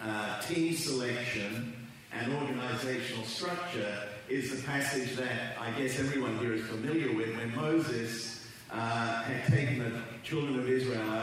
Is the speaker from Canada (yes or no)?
no; England, United Kingdom; also born or lived in Australia; now in Southern California, United States; you can tell by my accent that I'm not a Californian. And grew up in England, lived for 30 plus years in Australia